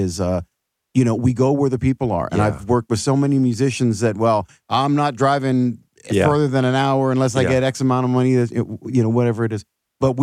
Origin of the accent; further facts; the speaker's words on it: Los Angeles, California, United States; also born or lived in Austin, Texas / Houston, Texas; now in North Georgia, United States; I grew up in Los Angeles and I moved to Austin